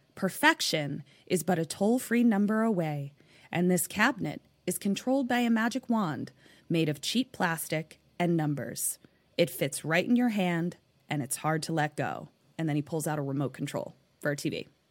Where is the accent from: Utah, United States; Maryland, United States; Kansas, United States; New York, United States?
Maryland, United States; Baltimore; now in West Coast, United States; I'm from Baltimore, so, like, I know how to be cold